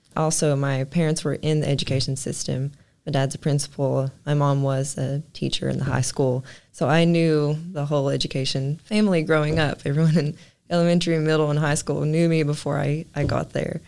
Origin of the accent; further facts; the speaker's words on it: Martin, Kentucky, United States; I love my hometown